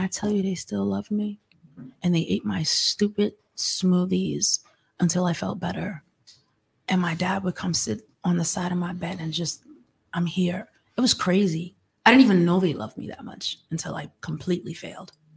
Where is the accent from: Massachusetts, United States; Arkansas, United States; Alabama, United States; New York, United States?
New York, United States; I'm from New York